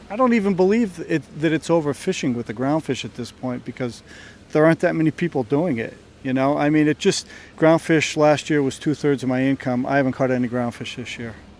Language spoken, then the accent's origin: English; Connecticut, United States; now in Chatham, United States; I grew up in Connecticut